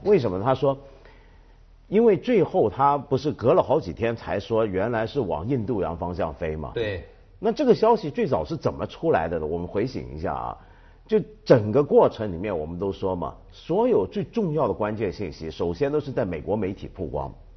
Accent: China; 我们中国人

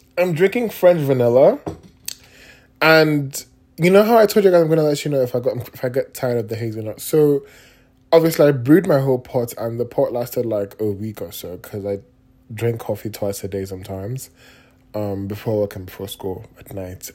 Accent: Nigeria; being Nigerian

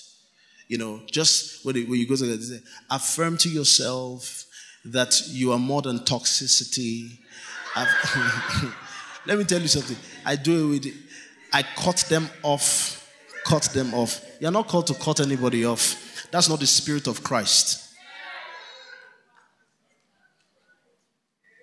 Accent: Kano, Kano State, Nigeria; We grew up in Kano together

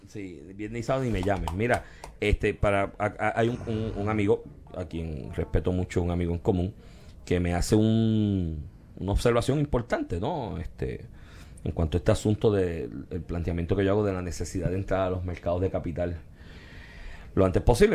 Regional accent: Puerto Rico; del cual somos colonia, porque somos colonia de Estados Unidos

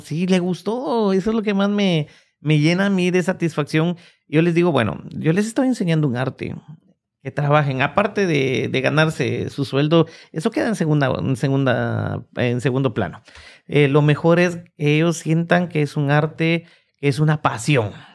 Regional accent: Guatemala; now in Oklahoma, United States; en mi país, en Guatemala

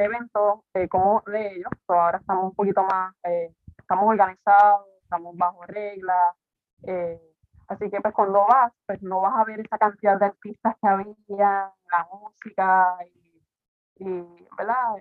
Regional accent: Quebradillas, Puerto Rico; moved away as an adult; now in Rincón, Puerto Rico; yo soy de quebradilla, pero me voy para con hace ocho años

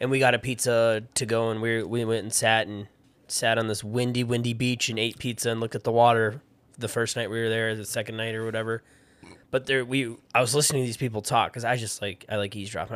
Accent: Rochester, United States; moved away; I grew up in a big city. I grew up in Rochester.

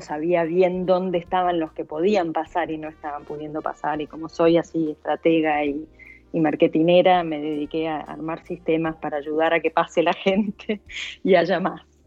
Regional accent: Argentina; moved away as an adult; also born or lived in London; los dos somos argentinos

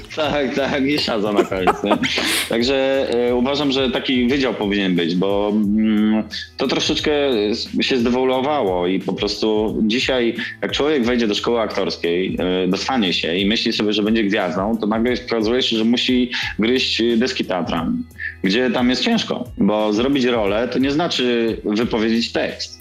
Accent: Kielce, Świętokrzyskie Voivodeship, Poland; moved away as an adult; also born or lived in Gdynia; jestem facetem z Kielc

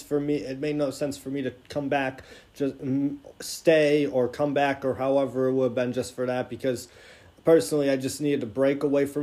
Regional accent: Niagara, New York, United States; my hometown Niagara University Purple Eagles.

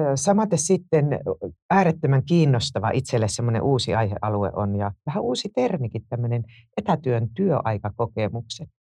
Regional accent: Joensuu, North Karelia, Finland; moved away; mä oon syntynyt Tuupovaarassa, joka myös on nykyisin Joensuun Tuupovaara.

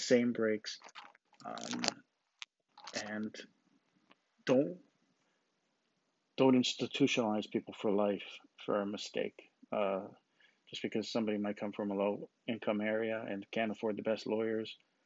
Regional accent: United States; I'm an American because I was born here

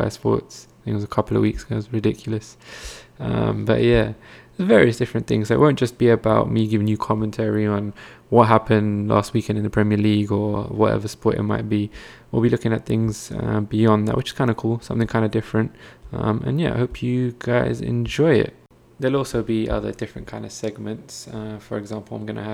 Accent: United Kingdom; I'm British Asian myself

